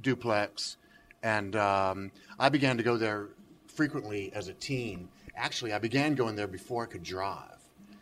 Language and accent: English; Memphis, Tennessee, United States; I was raised here in Memphis